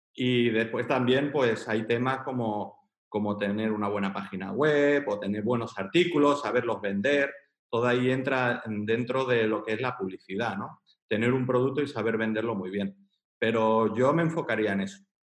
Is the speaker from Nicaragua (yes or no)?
no; Girona, Catalonia, Spain; now in Chiclana de la Frontera, Spain; yo soy de Pontmayor. Entonces, un barrio humilde, trabajador.